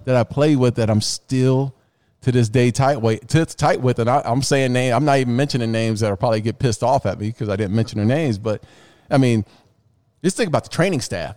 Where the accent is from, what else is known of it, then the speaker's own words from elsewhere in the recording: the West, Arizona, United States; I'm from the West. You know, I'm in Arizona.